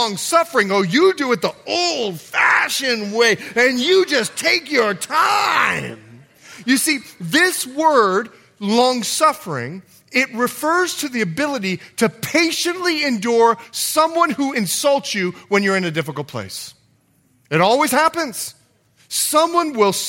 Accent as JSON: {"language": "English", "country": "Bahamas", "also_born_or_lived": "Montana / California", "moved": "yes", "lives_now": "United States", "said": "I'm from the Bahamas."}